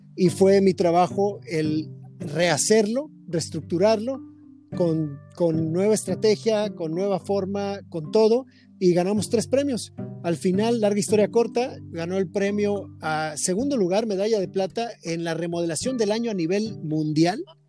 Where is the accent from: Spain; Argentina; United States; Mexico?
Mexico; Tijuana, Baja California; crecí en el Club Campestre de la ciudad de Tijuana